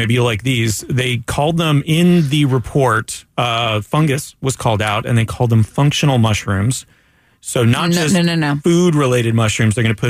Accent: Daytona Beach, Florida, United States; I'm from Daytona Beach. Raised in Daytona Beach.

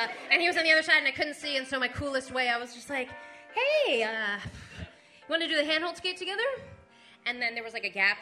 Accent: New Jersey, United States; we grew up in Jersey

